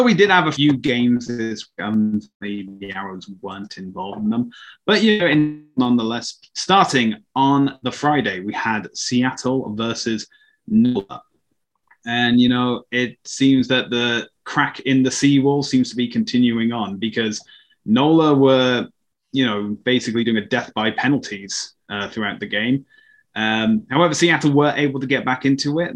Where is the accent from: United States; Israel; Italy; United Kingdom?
United Kingdom; I'm British.